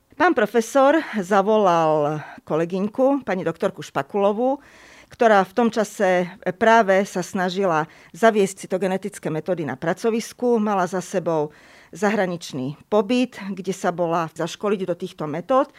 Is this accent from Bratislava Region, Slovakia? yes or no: no; Košice, Košice Region, Slovakia; Ja som totižto v Košiciach, v mojom rodnom meste, chodila na jazykovú základnú školu